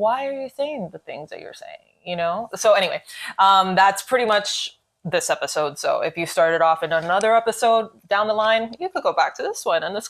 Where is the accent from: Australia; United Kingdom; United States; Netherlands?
United States; Miami, Florida; we're from Miami, we have accents, we are aware.